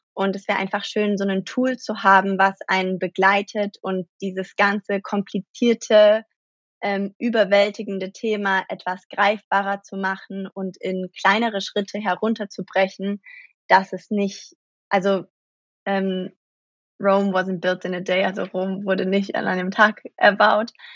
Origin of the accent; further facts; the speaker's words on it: Germany; moved away as an adult; now in New York, United States; geboren in Deutschland